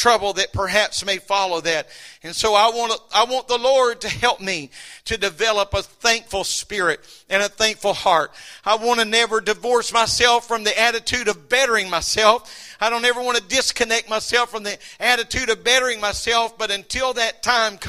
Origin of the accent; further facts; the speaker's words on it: United States; I'm glad I'm an American